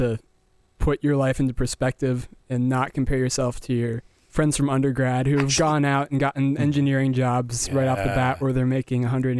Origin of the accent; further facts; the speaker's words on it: Colorado, United States; now in Iowa, United States; No, I'm from Colorado.